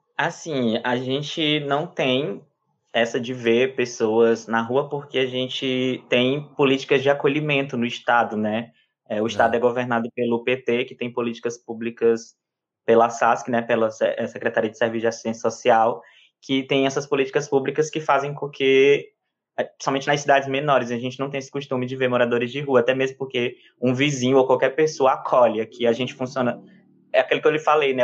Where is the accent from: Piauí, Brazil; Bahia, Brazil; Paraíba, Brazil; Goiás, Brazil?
Piauí, Brazil; Cabeceiras do Piauí; accent: piauiês; also born or lived in Teresina; eu me criei aqui, é como se eu tivesse nascido, eu cresci aqui e construí toda a minha vida e história de vida nesse município, né, de Cabeceiras do Piauí